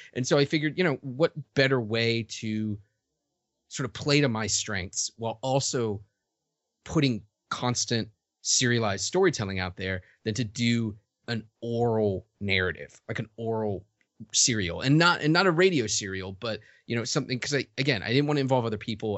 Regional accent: Richmond, Virginia, United States; moved away as an adult; also born or lived in New York; I grew up in Richmond, Virginia, primarily in Richmond, Virginia

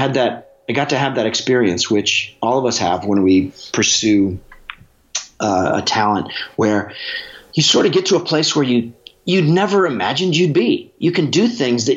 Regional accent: Alaska, United States; growing up in Alaska

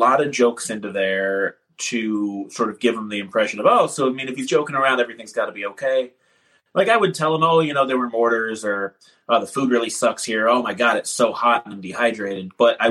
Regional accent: Champaign, Illinois, United States; also born or lived in Milwaukee, Wisconsin; I moved around a bunch as a kid. I was born in Milwaukee, but I call Champaign, Illinois home because that's where I was from 14 to about 19.

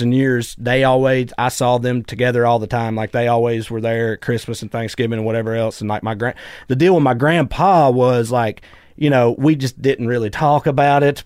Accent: Celina, Tennessee, United States; moved away; I grew up in a tiny little town called Salina, Tennessee

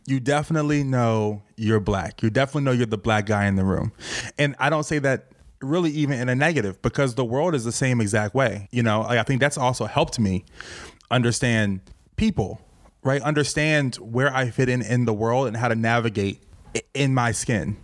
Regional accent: Richmond, Virginia, United States; moved away as an adult; now in New York City, United States; I was raised in Virginia.

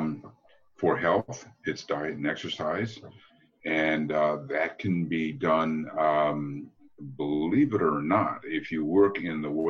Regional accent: United States; I'm from the States

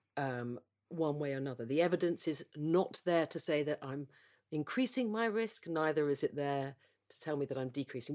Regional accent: United Kingdom; as a Brit

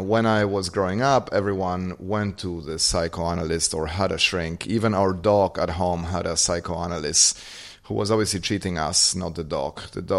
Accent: Argentina; Growing up in Argentina, you could see at any point in time the problems that incompetent leadership causes.

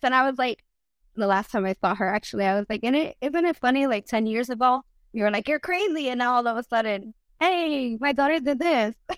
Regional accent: United States; first language Spanish; English is a second language; I'm first generation of America. My mom immigrated from Ecuador

